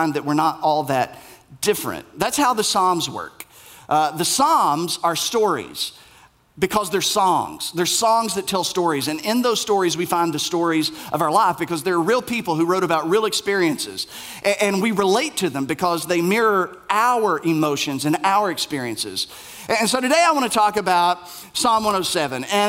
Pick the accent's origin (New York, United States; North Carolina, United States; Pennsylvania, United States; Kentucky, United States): Kentucky, United States; Middlesboro; I'm from this place in Kentucky. I'm from Bell County. I'm from Middlesboro.